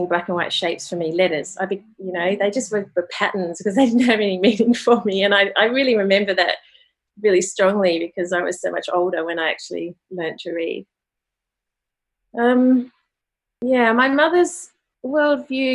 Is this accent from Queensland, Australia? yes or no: no; Sydney, New South Wales, Australia; now in Melbourne, Australia; I grew up in Australia, in normal kind of suburban Sydney, Australia